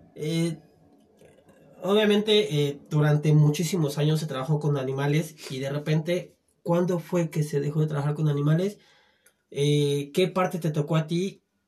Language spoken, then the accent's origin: Spanish; Sumidero, Chiapas, Mexico; moved away; en mi tierra, güey, en de Sumidero